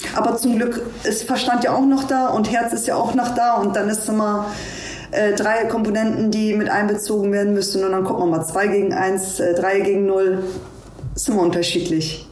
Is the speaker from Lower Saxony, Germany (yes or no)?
no; Hamburg, Germany; ich bin in Hamburg geboren